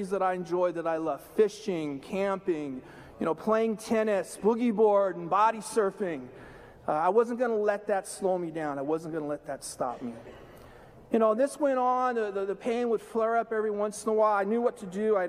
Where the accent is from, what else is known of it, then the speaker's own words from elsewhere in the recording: Southern California, United States; I grew up in Southern California, born and raised